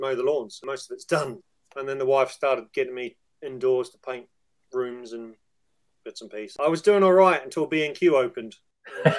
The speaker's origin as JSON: {"language": "English", "country": "New Zealand", "also_born_or_lived": "England", "moved": "as an adult", "said": "I played a bit of underage cricket in New Zealand"}